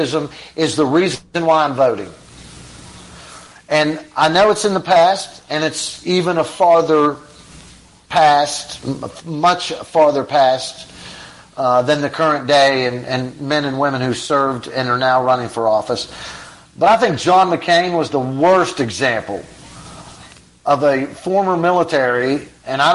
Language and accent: English; United States; as American people that support our soldiers